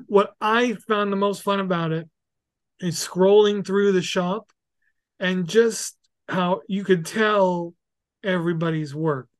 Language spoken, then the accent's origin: English; New York City, New York, United States; moved away; I'm very happy to be from there, and have yeah. grown up there